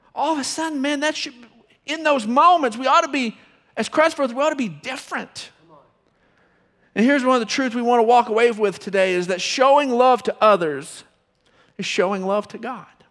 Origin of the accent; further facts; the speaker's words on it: Odessa, Texas, United States; moved away as an adult; I'm from Odessa. Don't hold it against me. Been here since I graduated high school, so, um, but, uh, also graduated from Permian